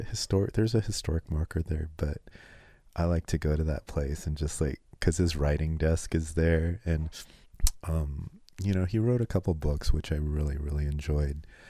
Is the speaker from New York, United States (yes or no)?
no; California, United States; growing up in California